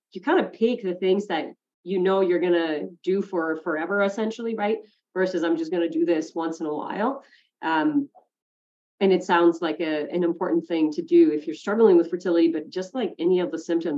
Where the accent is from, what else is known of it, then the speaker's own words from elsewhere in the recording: United States; is in the States, I have it as well. I'll throw a link. So I'm actually